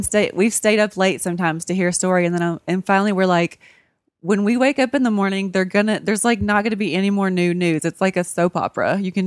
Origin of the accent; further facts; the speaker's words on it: Memphis, Tennessee, United States; moved away; also born or lived in Indiana; I was born in Memphis